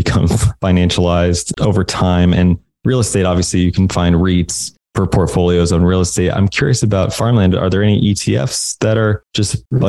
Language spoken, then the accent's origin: English; Indiana, United States; I grew up in Indiana, where it just seemed like the entire state was cornfields.